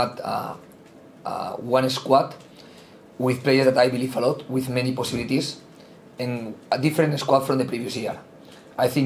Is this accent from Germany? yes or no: no; Spain; English is a second language; moved away as an adult; now in England, United Kingdom; I am from Spain